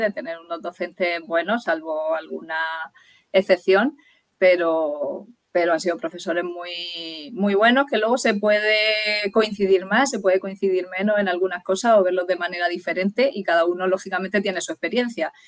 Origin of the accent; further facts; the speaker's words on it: Murcia, Region of Murcia, Spain; also born or lived in Dublin; Y volví a Murcia, porque yo soy de Murcia